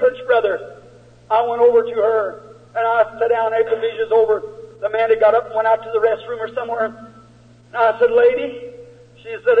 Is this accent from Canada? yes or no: no; United States; I'm an American.